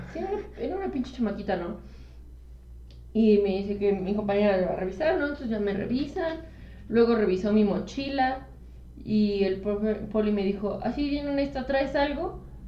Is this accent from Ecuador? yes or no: no; Mexico; cuando digo que soy mexicana, sí me siento parte de algo